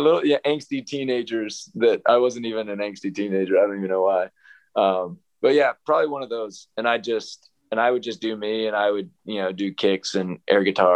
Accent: Xenia, Ohio, United States; moved away; a track mile at Athletes in Action in Xenia, Ohio. It's actually my hometown

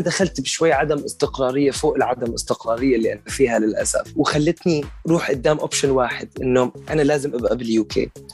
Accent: Syria; also born or lived in Damascus / Qatar / United States; now in United Kingdom; انا من سوريا اطلع لامريكا

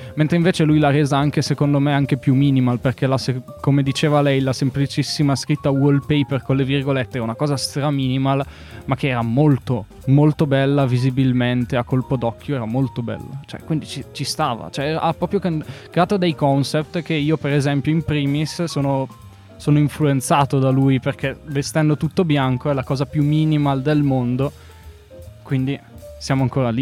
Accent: Bergamo, Lombardy, Italy; Io, io sono di Bergamo

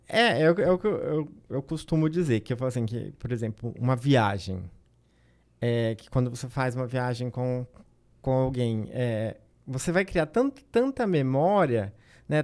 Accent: Agreste Paulista, São Paulo, Brazil; eu sou do, do Agreste Paulista

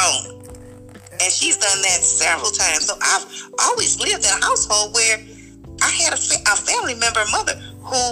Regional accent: Michigan, United States; I'm from Michigan

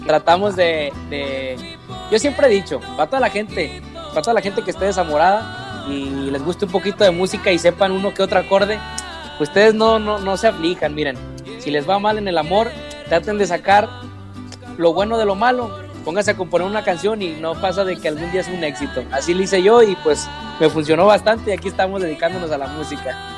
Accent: Mexico; cuando regresamos acá a mi tierra, México

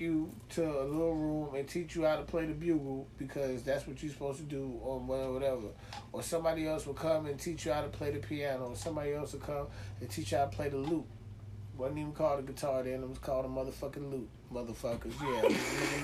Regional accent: New York City, New York, United States; I'm a brown skinned nigga from Queens who likes to rap about Queens shit.

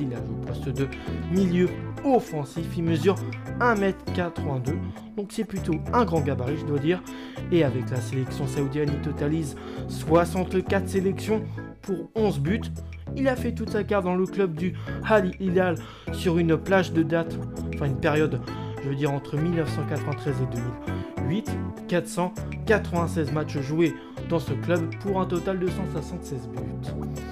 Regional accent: France; chez nous en France

